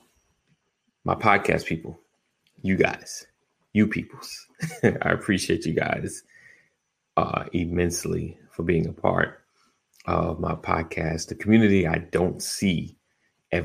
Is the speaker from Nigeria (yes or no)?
no; New York, United States; I'm from New York